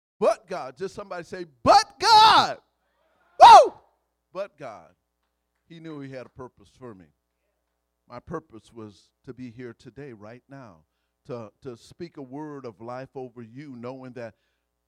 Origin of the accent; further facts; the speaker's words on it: Louisiana, United States; I'm from Louisiana